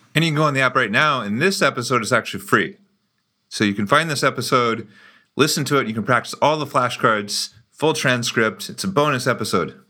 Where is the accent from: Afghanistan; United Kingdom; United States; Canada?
United States; moved away as an adult; now in Brazil; we're both from the United States, but we met and became friends in Brazil, which is where I live now